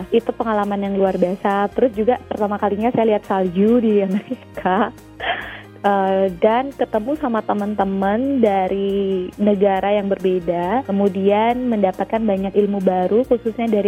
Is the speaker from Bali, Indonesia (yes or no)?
yes; Bali, Indonesia; Saya dari Bali, eh, dua teman dari Kalimantan, dan satu teman dari East